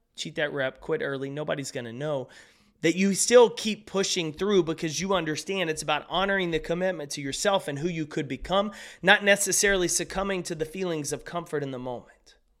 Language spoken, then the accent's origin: English; East Texas, United States; Where I grew up in East Texas